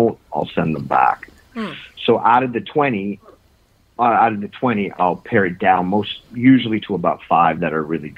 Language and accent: English; Ontario, Canada; now in Toronto, Canada; I grew up actually in Northern Ontario, believe it or not.